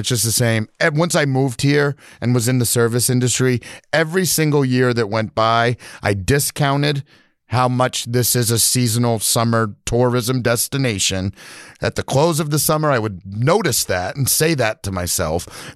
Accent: New Hampshire, United States; now in Milo, Maine, United States; I grew up in New Hampshire, I'd come up to Milo all the time, visit my grandparents

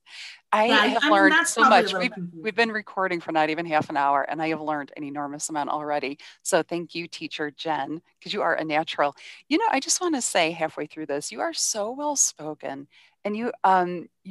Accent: Cleveland, Ohio, United States; I'm actually from Cleveland

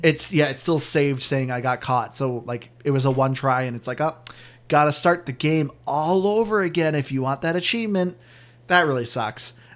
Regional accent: New England, United States; all of us being from New England

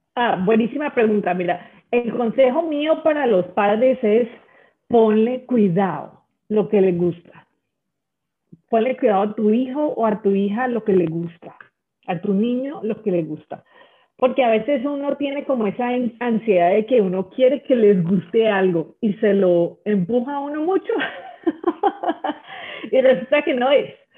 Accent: Colombia; now in United States; yo nací en una situación en Colombia donde las cosas eran muy difíciles

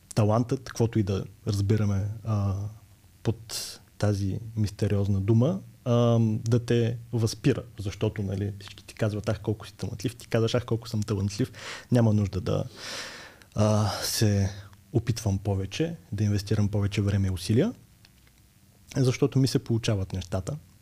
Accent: Burgas, Burgas Province, Bulgaria; аз съм от Бургас, роден съм през 89-та и там учех в гимназията за романски езици

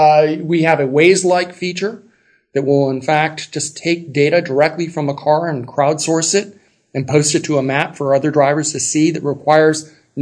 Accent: Los Angeles, California, United States; now in San Francisco, United States; I was born and raised in Los Angeles, California.

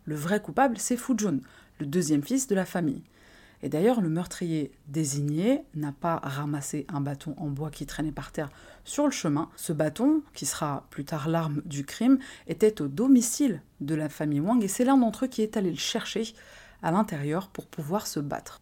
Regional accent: France; chez nous en France

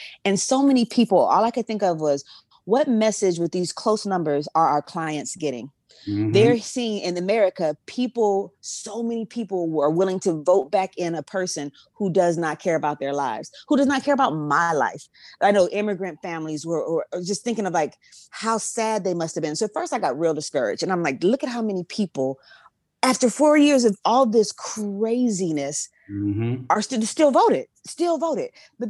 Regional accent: California, United States; I'm going to keep reminding you that I'm also from the Bay too.

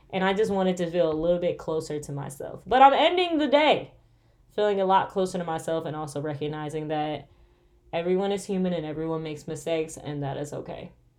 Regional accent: Michigan, United States; Guys, I'm from Michigan, okay? Us Michiganders, when we say cold, it be negative.

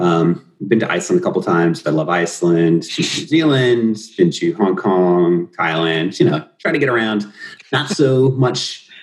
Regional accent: Virginia, United States; also born or lived in New York / Arizona; I have lived in Virginia for, I was born in New York, lived in Virginia for most of my life, had some stints elsewhere, but I ended up going to college in Virginia, George Mason University

